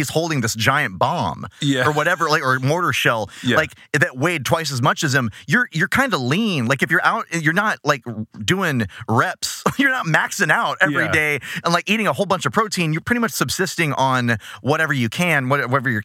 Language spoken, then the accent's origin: English; Texas, United States; as a Texan man